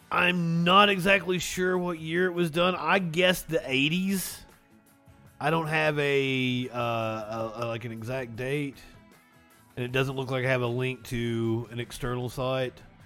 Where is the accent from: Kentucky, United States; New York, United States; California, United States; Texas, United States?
Kentucky, United States; eastern; being from the coal fields of eastern Kentucky. My grandfather helped stand against the National Guard